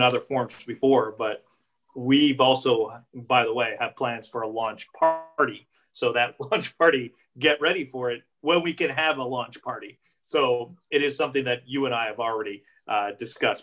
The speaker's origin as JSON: {"language": "English", "country": "Canada", "said": "I'm just Canadian"}